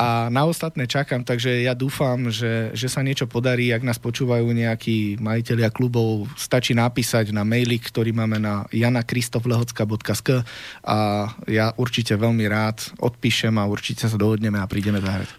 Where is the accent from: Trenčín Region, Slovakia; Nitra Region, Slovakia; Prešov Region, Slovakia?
Trenčín Region, Slovakia; Prievidza; u nás doma v Prievidzi, však tam je v každom druhom vchode je muzikant